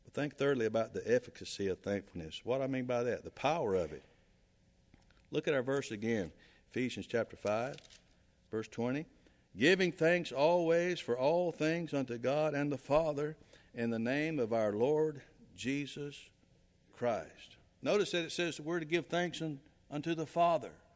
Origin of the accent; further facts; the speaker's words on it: South Carolina, United States; moved away; I'm from South Carolina.